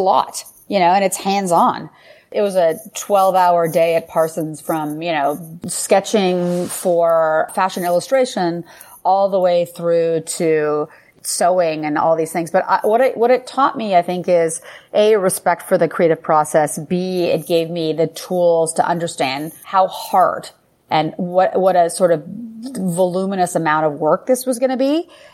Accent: Ottawa, Ontario, Canada; moved away as an adult; also born or lived in Paris, France; now in New York City, United States; So I am Canadian. I grew up in Ottawa, Canada.

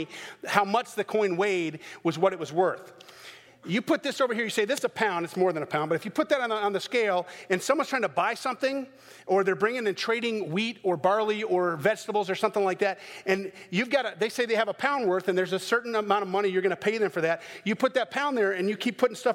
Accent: the South, United States; I'm from the South

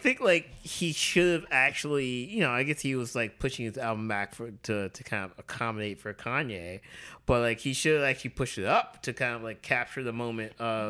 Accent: Alabama, United States; I grew up in Alabama

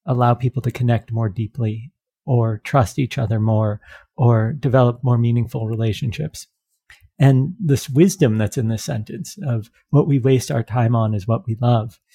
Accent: United States; I'm American.

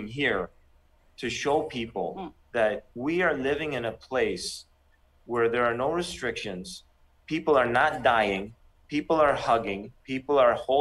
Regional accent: Canada; moved away as an adult; I grew up in Canada

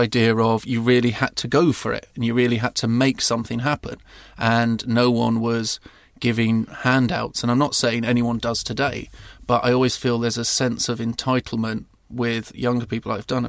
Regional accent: South East England, United Kingdom; born or raised there

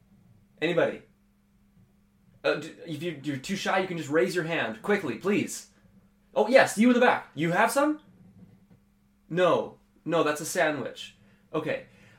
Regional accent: Canada; We're from out of country. We're from Canada.

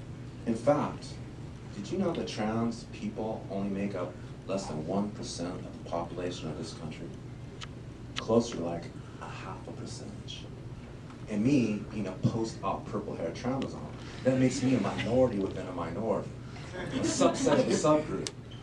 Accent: Memphis, Tennessee, United States; I am from Memphis, Tennessee. That's all I'll admit to.

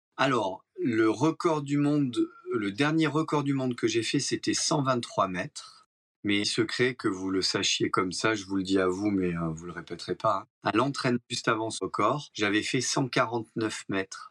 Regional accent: Monaco; je suis né à Monaco, donc on est très proche de la mer

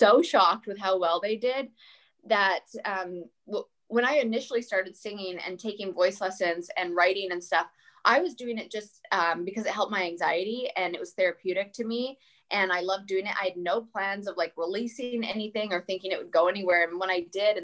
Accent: Canada; moved away as an adult; now in United States; I'm also Canadian

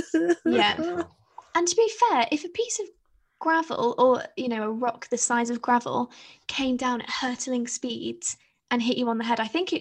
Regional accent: United Kingdom; I feel as though British people, sorry, the rest of the world, it all revolves around us

